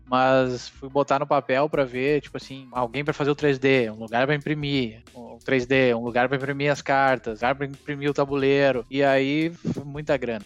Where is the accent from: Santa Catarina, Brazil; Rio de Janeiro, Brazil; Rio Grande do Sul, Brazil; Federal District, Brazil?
Rio Grande do Sul, Brazil; aqui no Rio Grande do Sul, né? Eu não saí do Rio Grande do uhum. Sul